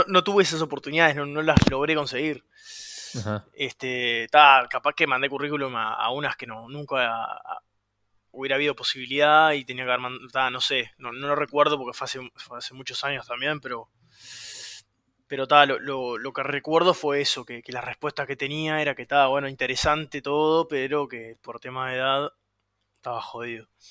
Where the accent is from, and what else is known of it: Uruguay; also born or lived in Florida